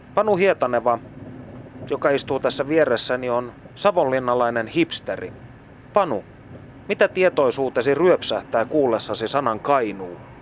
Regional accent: Kokkola, Central Ostrobothnia, Finland; olen syntynyt Kokkolassa

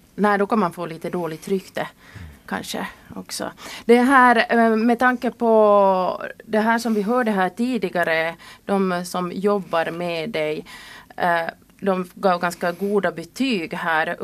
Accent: Kirkkonummi, Uusimaa, Finland; now in Siuntio, Finland; jag kommer själv ursprungligen från Kyrkslätt

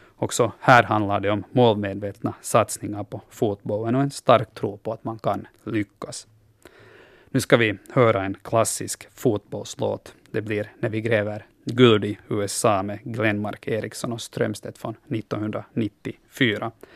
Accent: Finland

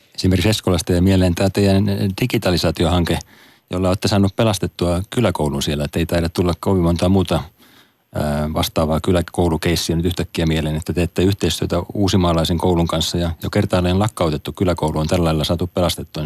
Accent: Turku, Southwest Finland, Finland; mistä mä itsekin olen kotoisin tuolta Turun Paattisten kylältä

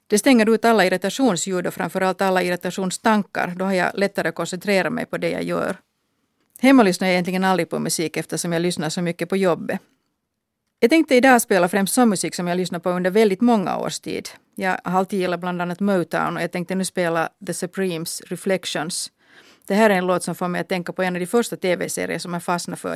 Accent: Finland; No, det berodde förstås på att jag är svenskspråkig. De kallade mig för Hurri och de tyckte att jag skulle kunna fara tillbaka till Sverige.

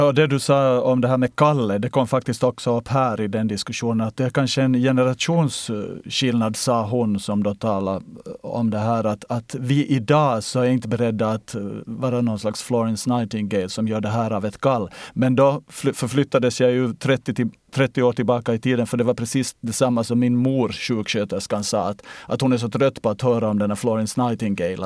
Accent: Ostrobothnia, Finland; now in Sweden; När jag är i svensk Finland så känner jag mig österbottnisk

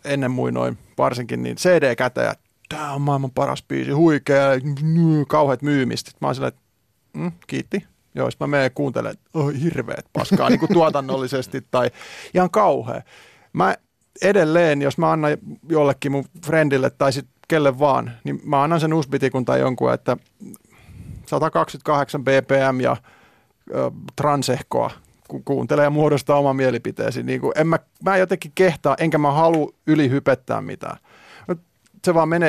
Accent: Finland; mä tuun Suomesta

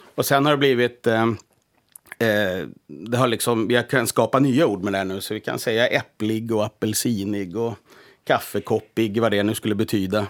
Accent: Blekinge, Sweden; also born or lived in Stockholm; now in Finland; jag är född i Blekinge och som barn sa jag persilja och presenning

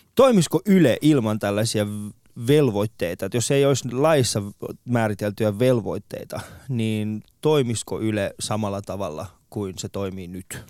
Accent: Iran; now in Finland; mä oon Iranista

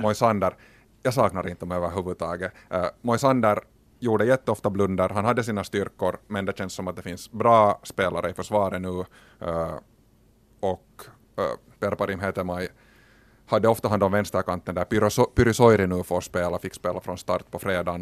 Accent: Finland; som finlandssvenskar

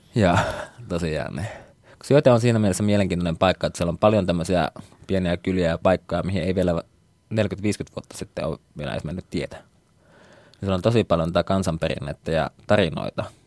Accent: Oulu, North Ostrobothnia, Finland; moved away as an adult; also born or lived in Tampere; asuin nuoruudessa vieressä Haukiputalla, joka nykyään kyllä kuuluu Ouluun

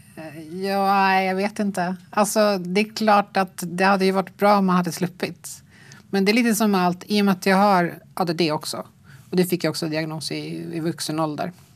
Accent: Sweden; born or raised there

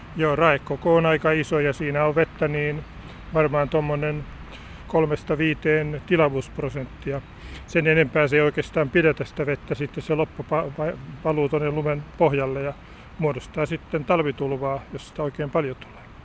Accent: Häme, Tavastia, Finland; mun lapsuudessa Hämeessä

